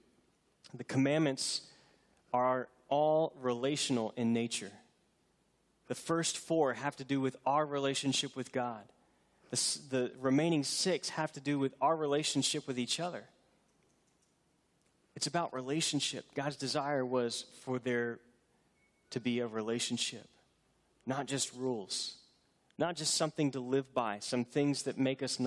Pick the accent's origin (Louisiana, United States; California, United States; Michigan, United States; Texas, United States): Texas, United States; Houston; I grew up near Houston, not far from San Jacinto